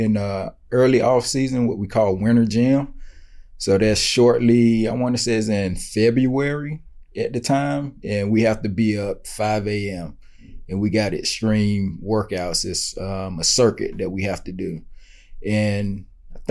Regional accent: Greenwood, South Carolina, United States; moved away as an adult; also born or lived in Boone, North Carolina / Canada; now in Charlotte, United States; I'm from Greenwood, South Carolina, so only about 3 hours away.

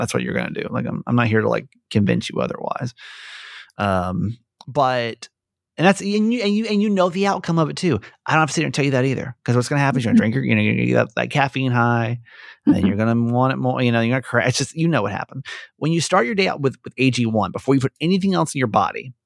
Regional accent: Georgia, United States; I grew up in Georgia

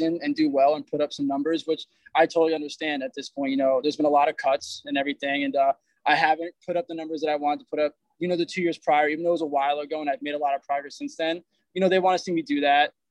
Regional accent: Poughkeepsie, New York, United States; where I grew up in Poughkeepsie, New York

